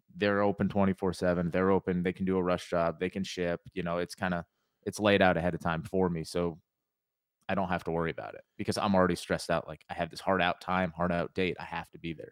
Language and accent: English; Connecticut, United States; moved away as an adult; now in North Carolina, United States; I grew up in Connecticut